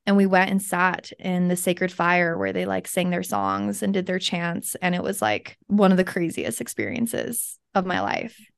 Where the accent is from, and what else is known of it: Kaysville, Utah, United States; born or raised there; also born or lived in Salt Lake City, Utah